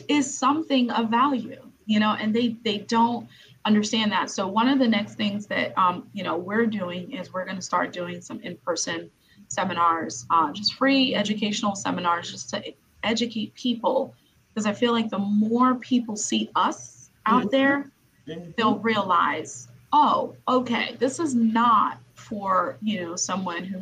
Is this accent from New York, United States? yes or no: yes; New York City, New York, United States; I'm from Brooklyn, New York